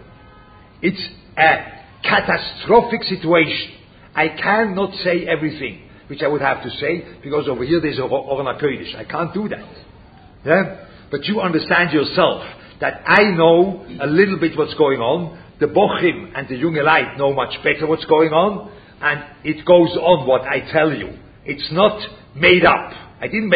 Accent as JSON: {"language": "English", "country": "Switzerland", "moved": "yes", "said": "I speak German. Yeah? I come from Switzerland."}